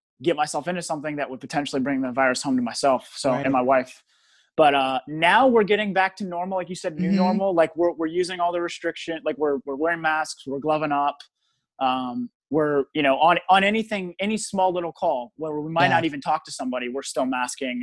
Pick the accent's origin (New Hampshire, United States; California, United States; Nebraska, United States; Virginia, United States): Virginia, United States; Richmond; I grew up in the West End of Richmond